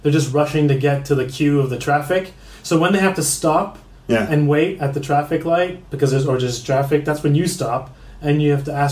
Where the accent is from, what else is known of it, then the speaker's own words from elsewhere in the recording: Montreal, Quebec, Canada; moved away as an adult; now in London, United Kingdom; I'm originally from Montreal, Canada. Mm-hmm. And I've been living in London for the last 3 years now